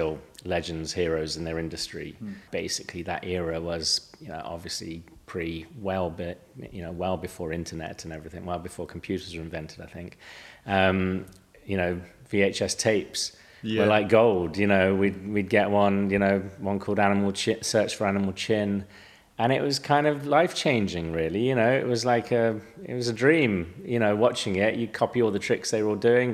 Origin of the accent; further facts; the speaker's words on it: Malvern, West Midlands, United Kingdom; I grew up in Middle England, sort of South Midlands, Worcestershire, Malvern Hills, borders of Worcestershire, Gloucestershire